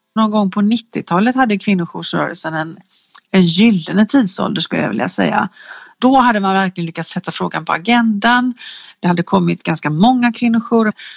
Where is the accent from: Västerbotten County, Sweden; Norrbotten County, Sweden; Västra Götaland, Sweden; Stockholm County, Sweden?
Västra Götaland, Sweden; Gothenburg; en forskare som är göteborgare som jag är